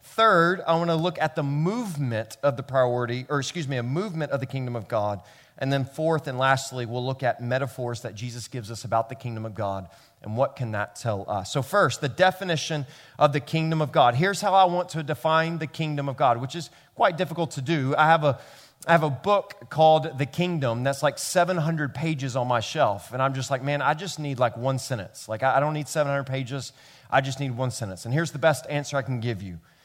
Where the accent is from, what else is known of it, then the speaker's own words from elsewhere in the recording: Memphis, Tennessee, United States; now in New York City, United States; I grew up in Memphis, Tennessee